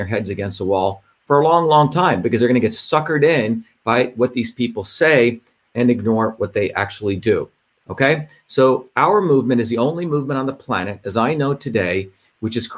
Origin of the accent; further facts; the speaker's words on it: India; I grew up in India